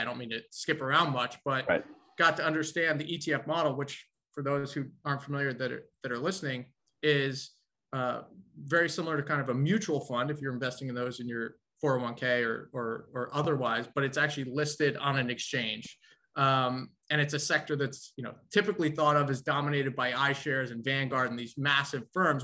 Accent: New York, United States; also born or lived in Nashville, Tennessee; being a New Yorker going down to uh, to the South for school

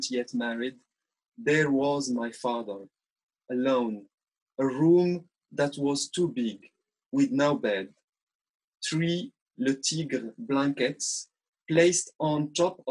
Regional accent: Morocco; first language Arabic; English is a second language; I was born and raised in Arabic family in Morocco

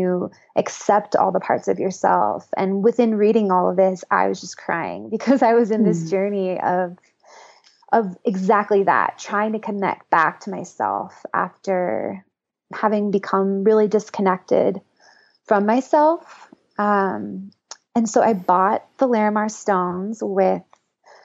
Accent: Northern California, United States; moved away as an adult; also born or lived in Boulder, Colorado; I grew up in Northern California and was raised pretty conservatively. And I moved to Boulder, Colorado to go to CU for college

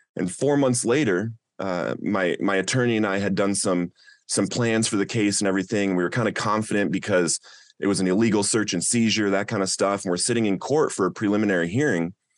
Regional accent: Littleton, Colorado, United States; some of your listeners might have heard of Columbine High School, and that's the community that I grew up

